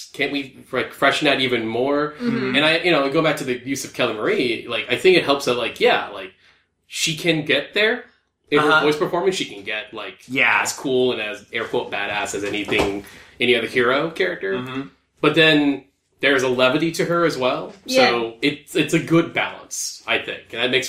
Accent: Philippines; Like, I'm Filipino, we will very comfortably tell each other we love each other.

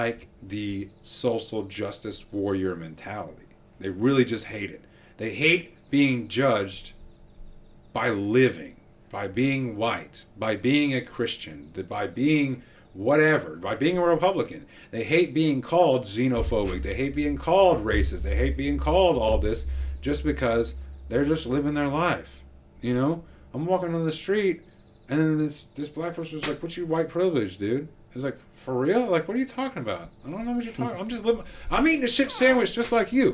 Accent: Texas, United States; I'm from Texas

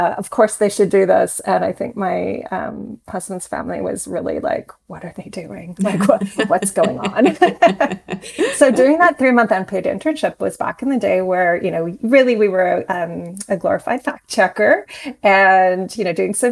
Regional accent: Saskatoon, Saskatchewan, Canada; moved away as an adult; now in Toronto, Canada; I grew up in Saskatoon

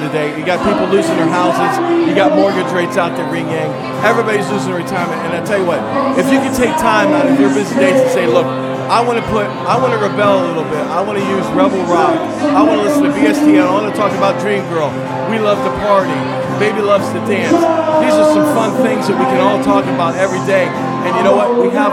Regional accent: Columbus, Ohio, United States; now in Providence, United States; I'm originally from Columbus, Ohio

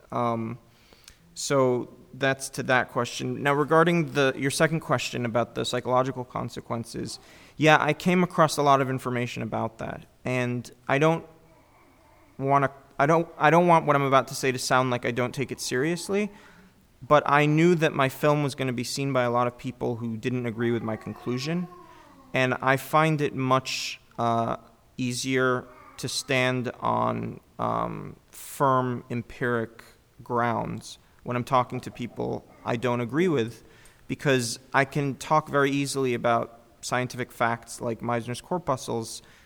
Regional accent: United States; I'm an American Jew

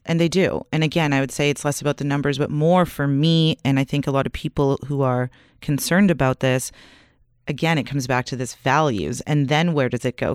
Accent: Canada; we're Canadian

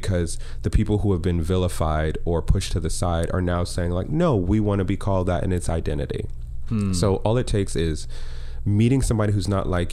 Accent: Connecticut, United States; moved away; I grew up in Connecticut, working at the JCC now and then

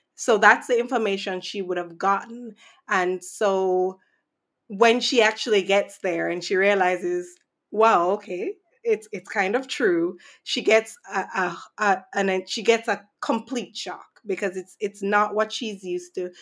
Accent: Saint Andrew, Jamaica; growing up in Jamaica

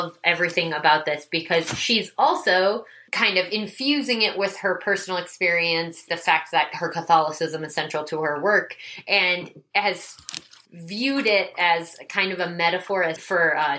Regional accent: Midwest, United States; I grew up in the Midwest

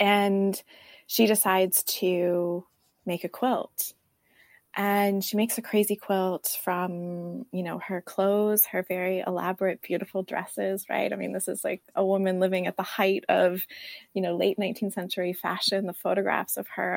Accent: right outside of San Francisco, California, United States; I grew up right outside of San Francisco in California.

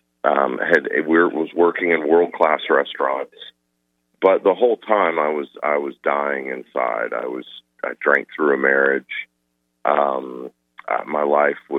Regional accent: Atlanta, Georgia, United States; I grew up in suburbs in Atlanta

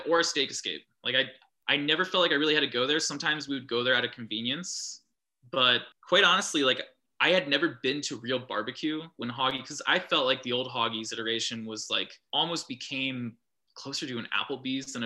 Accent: New Albany, Ohio, United States; I'm from New Albany.

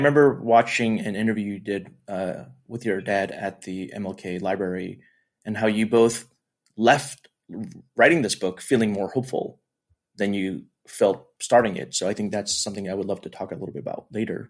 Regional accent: New York City, New York, United States; I grew up in New York City

